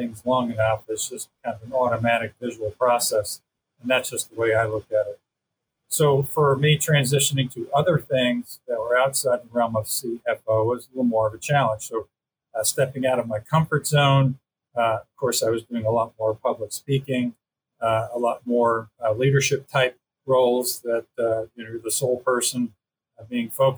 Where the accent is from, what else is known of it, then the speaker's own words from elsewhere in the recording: Long Island, New York, United States; moved away as an adult; I'm a native of Long Island, New York. So I lived there until I went away to college